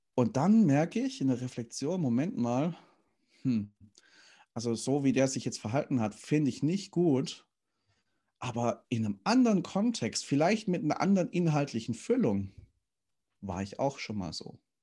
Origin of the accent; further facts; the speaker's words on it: Stuttgart, Baden-Württemberg, Germany; moved away; ich komme ja gebürtig aus dem Schwabenland, bin in Stuttgart geboren